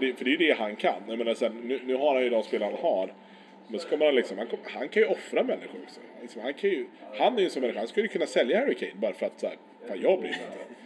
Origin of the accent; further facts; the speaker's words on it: Sweden; som svensk